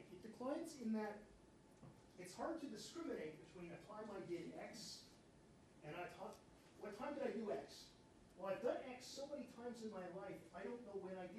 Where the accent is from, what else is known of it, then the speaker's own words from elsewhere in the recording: Spain; Because I've made paella a lot, because I'm from Spain.